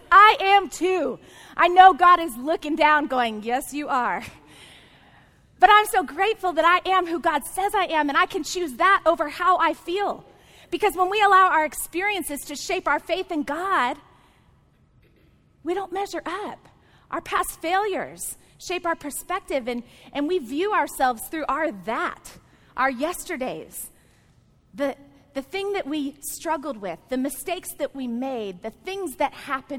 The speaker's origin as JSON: {"language": "English", "region": "Texas", "country": "United States", "tie": "born or raised there", "said": "I grew up in the South. I actually grew up in the Bible Belt of Texas"}